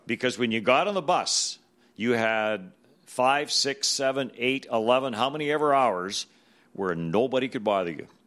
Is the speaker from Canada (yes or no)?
yes; Manitoba, Canada; moved away as an adult; growing up in Manitoba when the, when the W H A started here